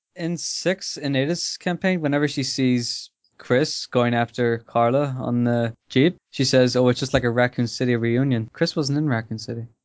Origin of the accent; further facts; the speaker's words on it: Ireland; I'm Irish